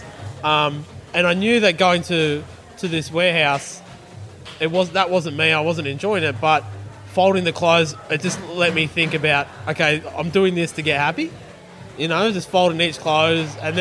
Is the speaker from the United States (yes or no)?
no; Blue Mountains, west of Sydney, New South Wales, Australia; I grew up in the Blue Mountains, west of Sydney